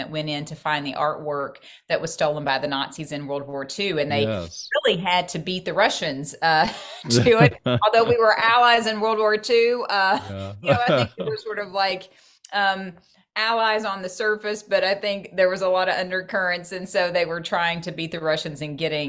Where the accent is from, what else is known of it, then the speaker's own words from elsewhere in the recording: Maysville, Kentucky, United States; also born or lived in Augusta, Kentucky; I was born in Maysville, or born in Augusta, then moved to Maysville